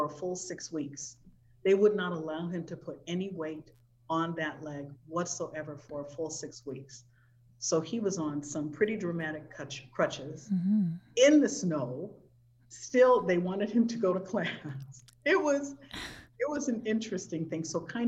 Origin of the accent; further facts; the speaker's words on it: Southern California, United States; we're from Southern California